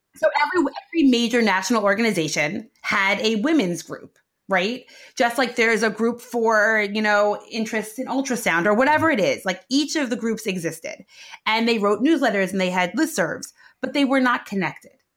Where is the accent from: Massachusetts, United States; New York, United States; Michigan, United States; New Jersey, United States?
New York, United States; New York City; I grew up in what I call real Brooklyn, uh, which is Sheepshead Bay, the south of Brooklyn